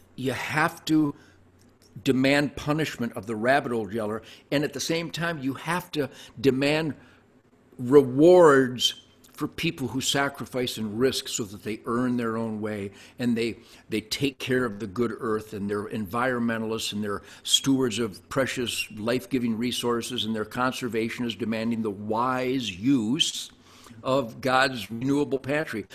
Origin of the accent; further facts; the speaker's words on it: Detroit, Michigan, United States; I was born in Detroit in 1948